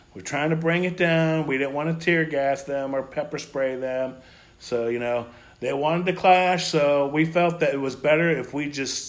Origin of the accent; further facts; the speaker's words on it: United States; as an American